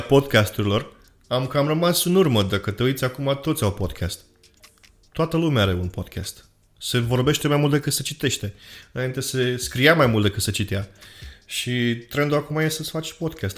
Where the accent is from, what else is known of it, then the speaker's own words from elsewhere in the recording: Romania; moved away as an adult; now in Canada; în prima instanță suntem români